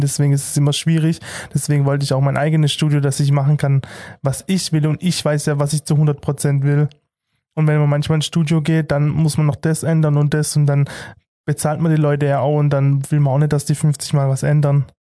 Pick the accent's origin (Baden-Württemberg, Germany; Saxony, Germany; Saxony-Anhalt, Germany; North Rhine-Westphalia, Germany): Baden-Württemberg, Germany; Heilbronn district; ich komme aus dem Kreis Heilbronn